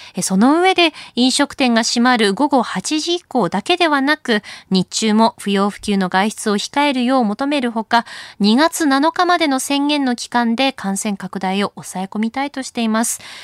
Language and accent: Japanese; Akita, Japan; moved away; 私も秋田の出身